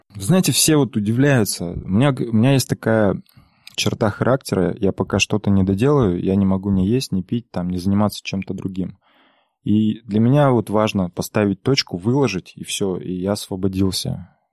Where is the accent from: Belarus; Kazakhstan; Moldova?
Kazakhstan; Aktobe, Aktobe Region; я мало того, что из Казахстана, из провинциального городка Актюбинска, так я еще и казах